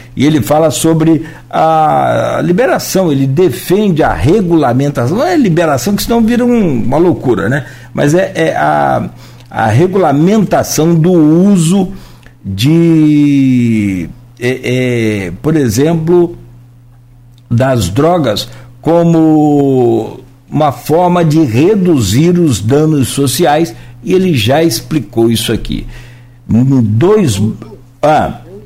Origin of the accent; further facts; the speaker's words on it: Rio de Janeiro, Brazil; nós somos do Rio